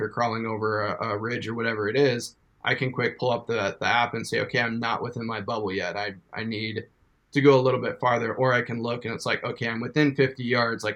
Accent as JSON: {"language": "English", "region": "eastern Montana", "country": "United States", "tie": "born or raised there", "said": "eastern Montana and born and raised."}